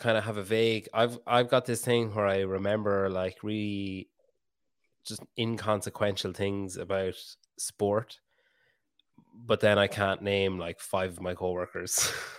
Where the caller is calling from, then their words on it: Ireland; I'm talking from Ireland. So that makes two of us.